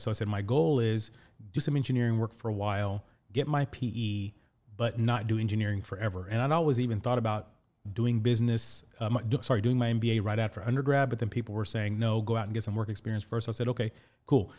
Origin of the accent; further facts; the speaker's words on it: Indianapolis, Indiana, United States; also born or lived in Pakistan; I was born in Pakistan, and, uh, my family moved us here to Indianapolis when I was six years old